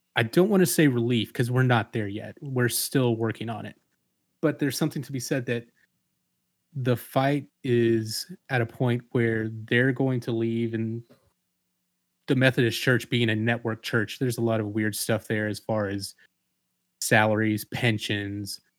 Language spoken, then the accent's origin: English; Atlanta, Georgia, United States; moved away as an adult; also born or lived in Savannah, Georgia; now in Macon, United States; I grew up in Atlanta